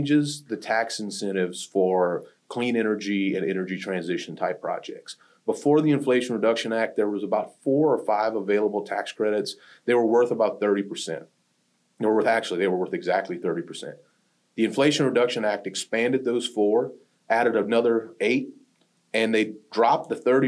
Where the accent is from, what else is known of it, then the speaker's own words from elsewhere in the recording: Pierre Part, Louisiana, United States; Performance was a major employer in the small town I grew up in Louisiana. There was a town called Pierre Part, Louisiana